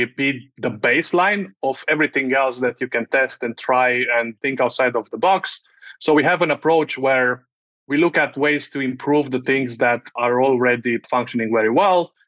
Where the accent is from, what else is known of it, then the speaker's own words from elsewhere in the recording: Romania; moved away as an adult; I had a whole other career managing media products back in my home country